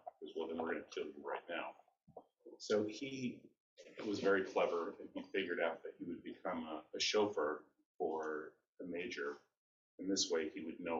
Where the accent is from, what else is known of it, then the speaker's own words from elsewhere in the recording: New York City, New York, United States; I'm from Manhattan. I'm actually the first generation born here in the United States.